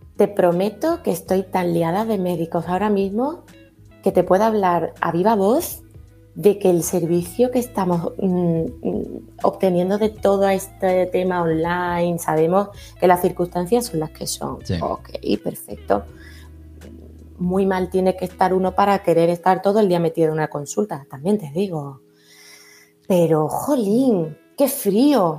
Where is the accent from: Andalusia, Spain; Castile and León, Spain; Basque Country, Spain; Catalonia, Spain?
Andalusia, Spain